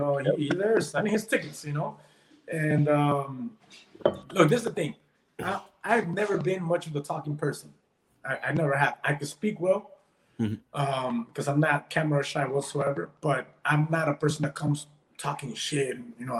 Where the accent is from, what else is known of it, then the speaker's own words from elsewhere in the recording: Peru; now in Florida, United States; I was born in Peru, and in Peru, like when I was younger, I used to always hear these stories about my dad.